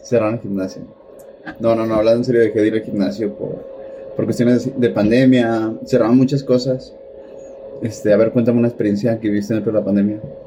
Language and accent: Spanish; Mexico; los mexicanos somos